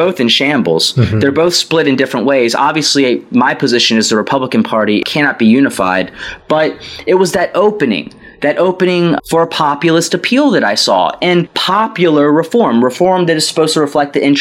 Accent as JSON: {"language": "English", "region": "Virginia", "country": "United States", "tie": "born or raised there", "also_born_or_lived": "Philadelphia / South Korea", "moved": "as an adult", "said": "I was born here in Virginia and raised by a single mother, went through the public school system"}